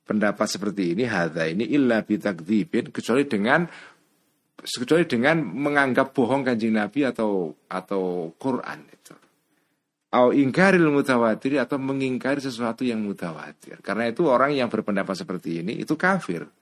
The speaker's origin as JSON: {"language": "Indonesian", "town": "Cebulek", "region": "Special Region of Yogyakarta", "country": "Indonesia", "said": "Jenengan orang yang dari pelosok Sleman, Bantul atau desa saya"}